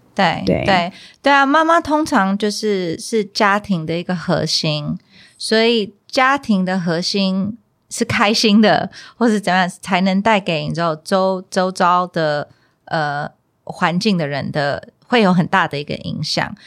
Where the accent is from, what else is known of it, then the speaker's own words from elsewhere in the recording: United States; moved away; 小时候就是在美国出生长大